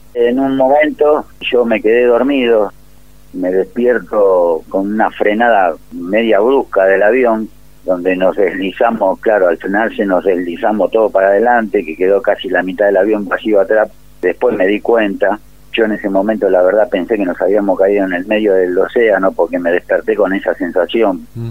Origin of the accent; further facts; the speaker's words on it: Ciudad Evita, Buenos Aires Province, Argentina; De acá, de Ciudad de Vita, partido de La Matanza